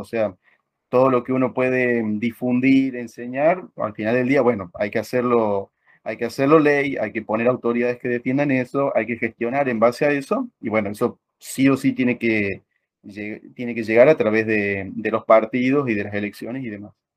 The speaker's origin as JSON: {"language": "Spanish", "country": "Argentina", "said": "somos argentinos"}